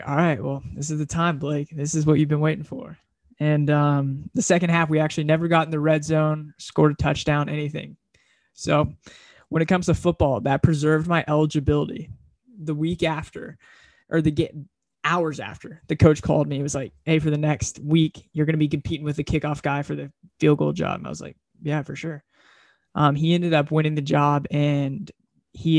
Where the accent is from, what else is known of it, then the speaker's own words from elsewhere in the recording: Dallas, Texas, United States; moved away as an adult; now in Pullman, United States; I'm from Dallas, Texas